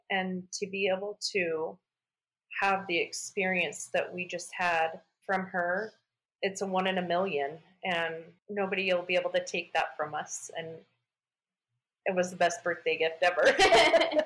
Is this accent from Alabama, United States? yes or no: no; Arizona, United States; I'm from Arizona